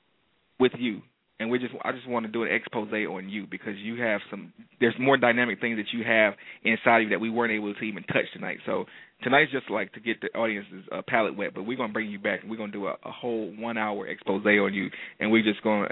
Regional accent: Detroit, Michigan, United States; moved away; I'm coming to light my hometown on fire

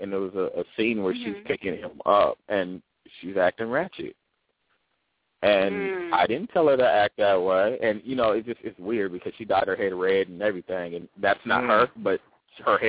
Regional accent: Oakland, California, United States; I'm from Oakland. I'm in the Bay Area.

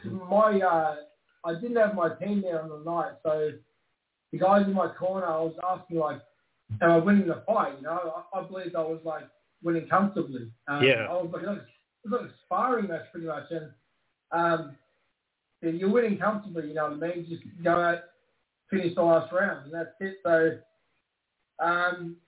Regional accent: Brisbane, Queensland, Australia; also born or lived in Melbourne; my hometown in Brisbane, Queensland, Australia

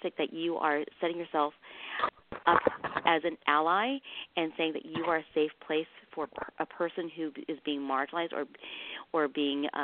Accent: Midwest, United States; also born or lived in Vietnam; I was a child of the 70s and the 80s, where we came over as refugees from Vietnam, and we settled in the Midwest. And we were the only Asian family in that area for 10 years

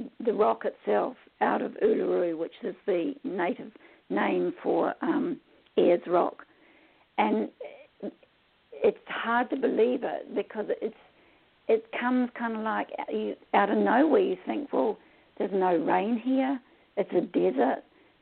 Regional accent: Samoa; But I also travelled as a child. I was brought up in Western Samoa for several years.

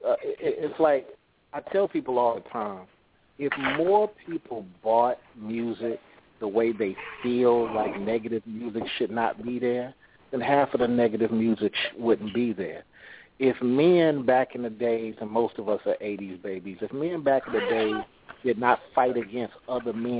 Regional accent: California, United States; now in Atlanta, United States; I'm from Cali, but I'm living in ATL for 12 years

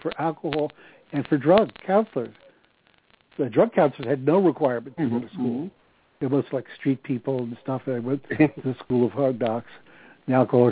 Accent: New York City, New York, United States; moved away as an adult; also born or lived in New Jersey; now in upstate New York, United States; After a lifetime of living in New York, we moved to our summer place in upstate New York

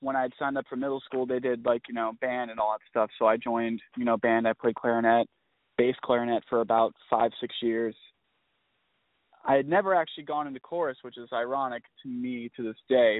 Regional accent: Georgia, United States; born or raised there; also born or lived in Florida

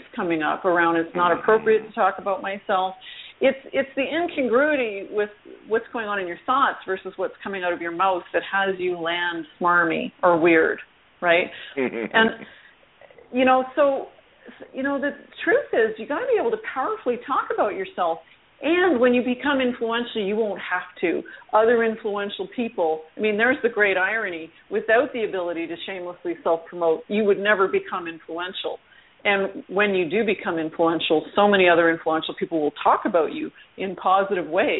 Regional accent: Canada; I am a Canadian

